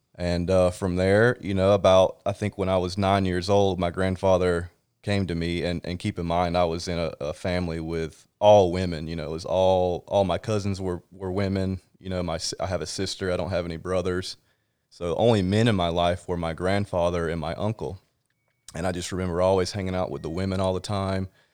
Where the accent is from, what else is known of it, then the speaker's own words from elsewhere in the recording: South Georgia, United States; moved away as an adult; also born or lived in Jacksonville, Florida; now in California, United States; I grew up in South Georgia